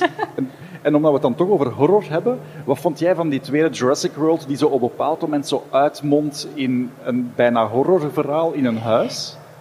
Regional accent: Flanders, Belgium; wij hier in Vlaanderen

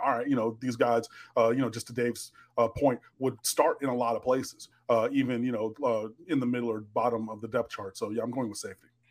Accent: Detroit, Michigan, United States; moved away; also born or lived in Miami; I grew up in Detroit

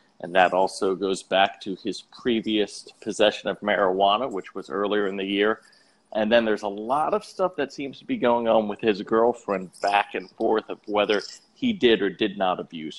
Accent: Philadelphia, Pennsylvania, United States; I was born in Philadelphia

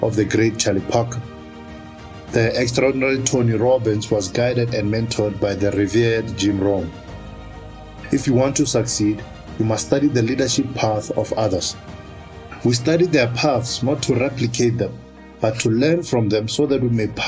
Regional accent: Polokwane, Limpopo, South Africa; my hometown of Polokwane and I was 16 years old

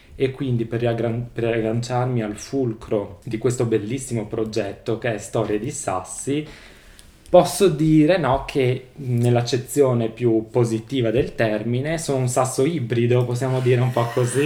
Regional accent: Oseacco, Friuli-Venezia Giulia, Italy; sono nato e cresciuto a Oseacco di Resia

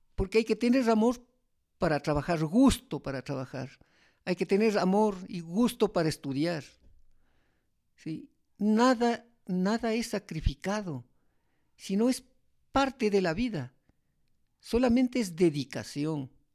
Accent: Sigchos, Cotopaxi, Ecuador; also born or lived in Toacaso / Latacunga; mi pueblo Sichos

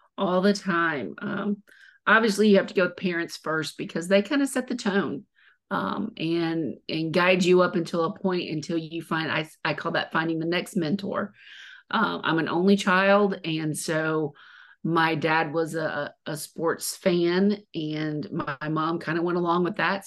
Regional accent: Mobile, Alabama, United States; I was born and raised in Mobile

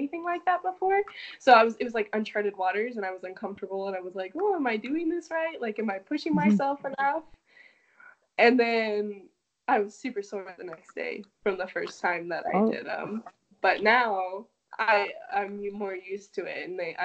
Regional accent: Arizona, United States; I'm from Arizona, currently a college student studying public health and nursing.

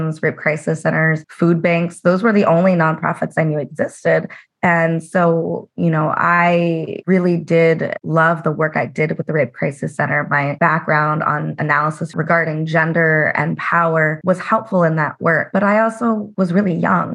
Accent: Las Vegas, Nevada, United States; I'm originally from Las Vegas, my parents worked in the casinos and the service industry

